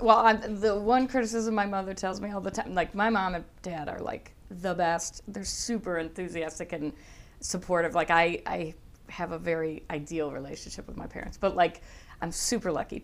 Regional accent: Buffalo, New York, United States; accent: Buffalo; moved away as an adult; also born or lived in Chicago; now in Los Angeles, United States; Buffalo, where I'm from, has a hard enough a accent

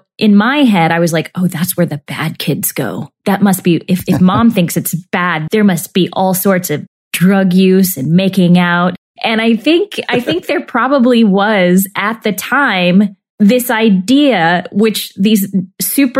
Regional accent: the Bible Belt, United States; I was raised in the Bible Belt during, you know, the 80s and 90s

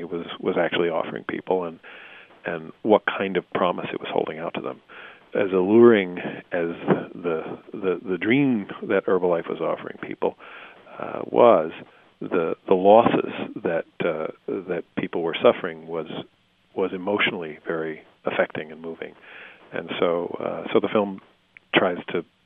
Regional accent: United States; also born or lived in Los Angeles; ourselves as Americans

